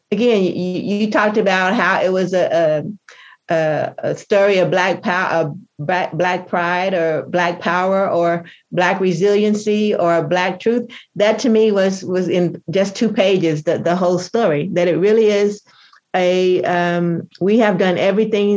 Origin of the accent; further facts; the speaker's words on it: United States; if I'm an American, I just happen to be a Black American